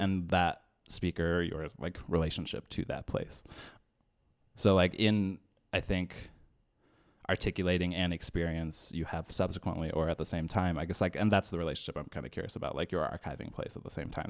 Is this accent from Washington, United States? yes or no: yes; Yakima, Washington, United States; I grew up in Yakima.